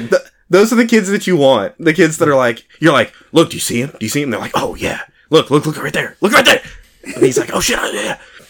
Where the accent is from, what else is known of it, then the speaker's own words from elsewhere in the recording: Texas, United States; we're from Texas